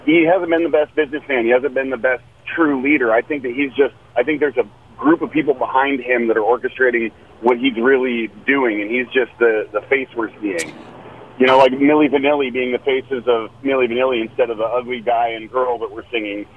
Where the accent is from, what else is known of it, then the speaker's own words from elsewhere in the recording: Oregon, United States; I'm from Oregon